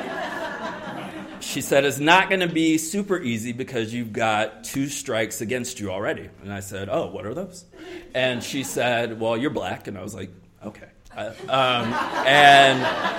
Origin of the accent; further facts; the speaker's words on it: South Carolina, United States; moved away as an adult; now in Columbus, United States; I am from the South. I've only lived here for 2 years, so I am from South Carolina